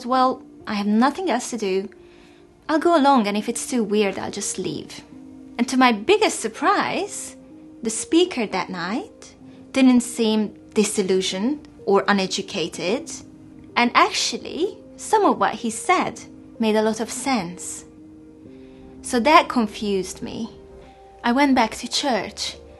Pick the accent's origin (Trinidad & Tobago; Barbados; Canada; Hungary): Hungary; moved away as an adult; now in England; I was born in Hungary in the 1980s, and this was at the time when the country was still under the communist regime